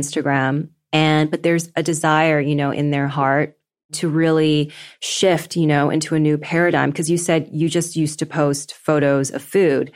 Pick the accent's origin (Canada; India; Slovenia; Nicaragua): Canada; Vancouver, British Columbia; moved away; And I'm Canadian, so I grew up in Vancouver.